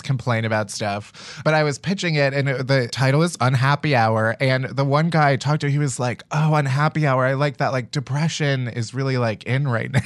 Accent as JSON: {"language": "English", "area": "outside of Chicago", "region": "Illinois", "country": "United States", "said": "I'm from Chicago, outside of Chicago"}